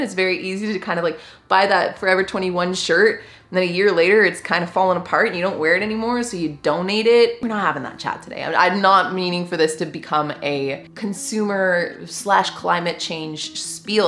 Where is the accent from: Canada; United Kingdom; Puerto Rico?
Canada; I am just a Canadian gal